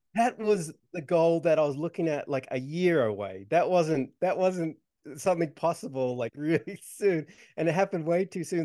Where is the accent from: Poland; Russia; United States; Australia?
Australia; I grew up in Australia